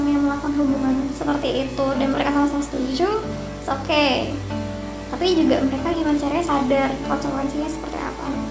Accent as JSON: {"language": "Indonesian", "region": "Jakarta", "country": "Indonesia", "said": "aku dari Jakarta"}